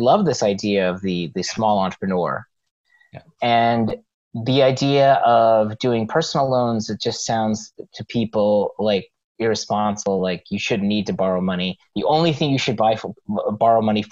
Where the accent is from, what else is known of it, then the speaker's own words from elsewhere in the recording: Los Angeles, California, United States; I grew up in Los Angeles